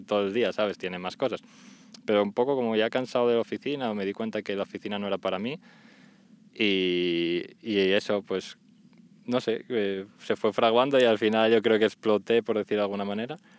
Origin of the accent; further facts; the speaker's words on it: Spain; moved away as an adult; fue mi primer viaje que hice con el colegio, mítico grupo de francés. Y fue la bueno, primera y única vez que salí de España